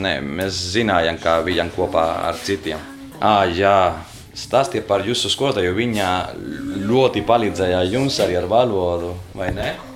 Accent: Valencia, Valencian Community, Spain; Latvian is a second language; moved away as an adult; now in Riga, Latvia; esmu no Spānijas

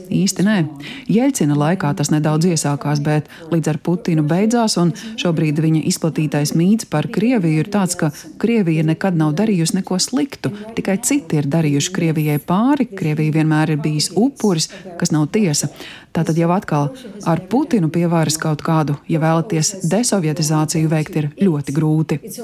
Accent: United States; kā amerikānis, kuram arī patīk vadīt lietas

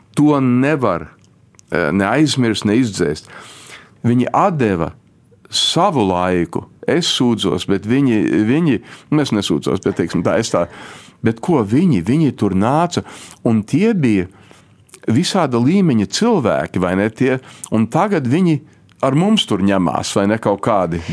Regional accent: Chicago, Illinois, United States; first language Latvian; es piedzimu Čikāgā

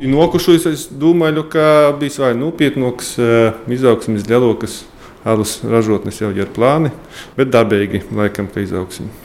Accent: Latvia; mēs esam latvieši

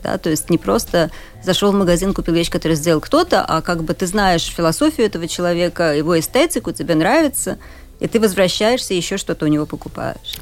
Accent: Riga, Latvia; also born or lived in Budapest, Hungary / Cambridge, United Kingdom; Я рижанка, родилась в Риге, и моя мама родилась, выросла в той же квартире в Риге, да, то есть довольно давно уже семья живет в Риге

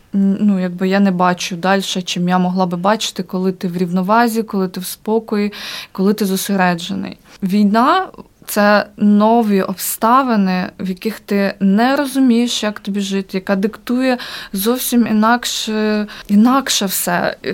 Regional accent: Ukraine; moved away as an adult; also born or lived in Kyiv; now in Riga, Latvia; ми українці, ми дуже сильна нація

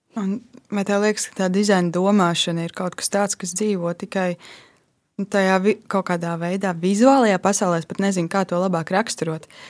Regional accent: Latvia; Es esmu uzaugusi Lat latviešu ģimenē

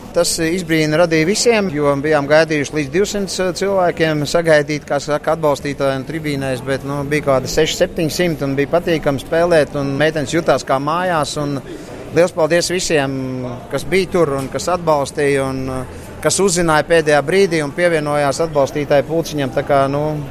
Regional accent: Latvia; Mēs esam latvieši

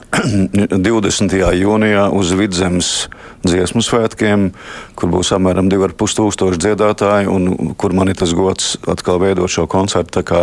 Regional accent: Latvia; Nu, tāda mēs esam latvieši.

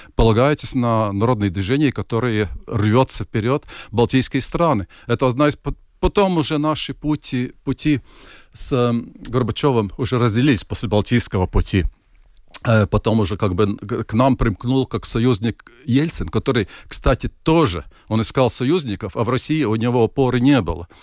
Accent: Latvia

